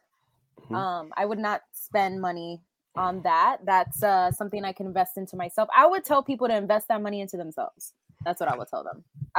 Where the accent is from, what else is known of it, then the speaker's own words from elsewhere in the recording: New York, United States; If I was born here, I call myself, I'm from New York. I'm just New Yorkian.